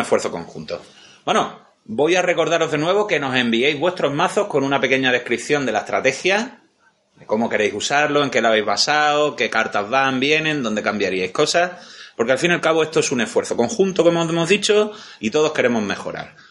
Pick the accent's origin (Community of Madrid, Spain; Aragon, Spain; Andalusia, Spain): Andalusia, Spain; Somos de Andalucía.